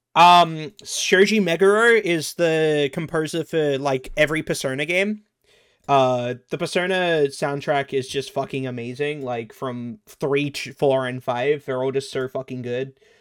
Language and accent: English; Australia; I'm Australian